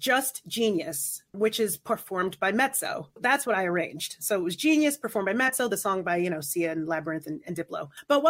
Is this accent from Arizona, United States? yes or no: no; New York, United States; I'm from New York